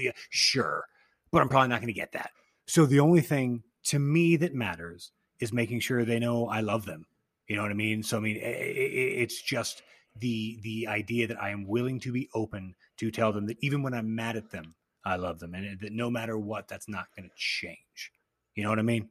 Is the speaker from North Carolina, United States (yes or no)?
no; Austin, Texas, United States; our accents are fucked up because we grew up in Austin, which isn't even super Texas, but then still surrounded by Texas.